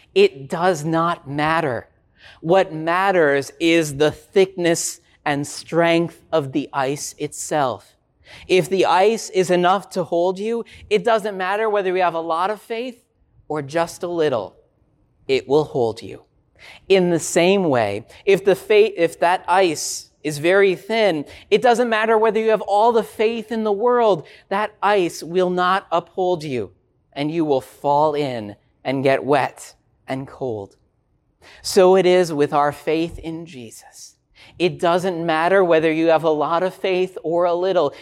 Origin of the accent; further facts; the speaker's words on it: Minnesota, United States; I grew up in Minnesota